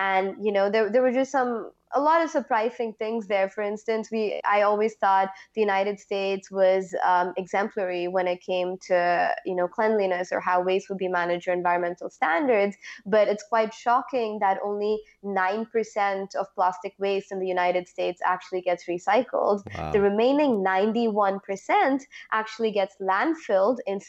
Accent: Oman; moved away; also born or lived in India; I'm ethnically Indian. I grew up in the Middle East

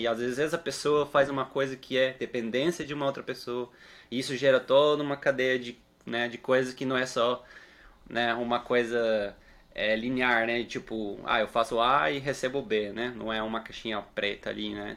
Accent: Uruguay; moved away; eu sou uruguaio

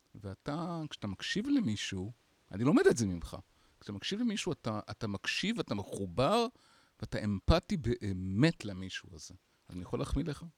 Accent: Bat Yam, Tel Aviv District, Israel; גדלתי בבת ים, הוויז'ואלס שלי הם בת ימים עד גיל אחד עשרה

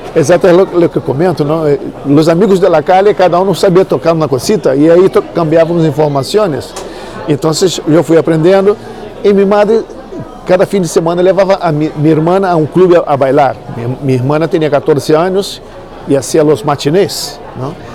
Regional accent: Niterói, Rio de Janeiro, Brazil; Spanish is a second language; moved away as an adult; now in Spain; yo soy de Brasil. De Brasil. Sí, de río de Janeiro. Niterói es una ciudad que está al lado de Rio. y ahí donde he estado todo el la mitad de mi vida

